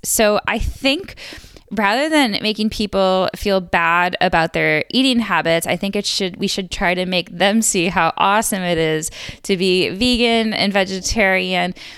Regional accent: Buffalo, New York, United States; I grew up in Buffalo, New York

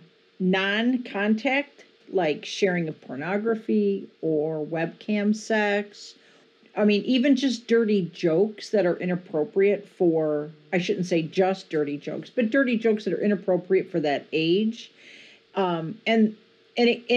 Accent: Joliet, Illinois, United States; I grew up in Joliet, Illinois, which is a great band town.

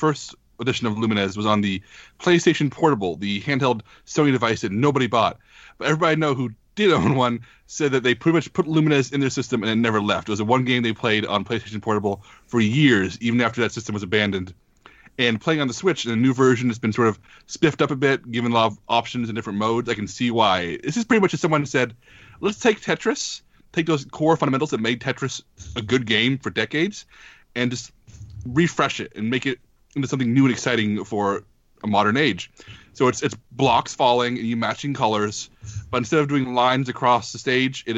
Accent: Texas, United States; I'm from Texas

